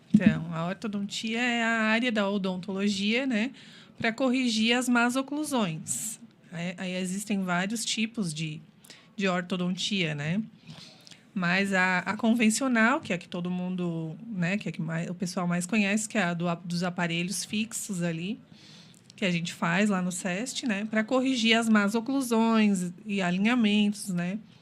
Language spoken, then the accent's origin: Portuguese; Criciúma, Santa Catarina, Brazil; also born or lived in Joinville; nasci em Joinville, mas vim para cá com um ano, então sou praticamente criciumense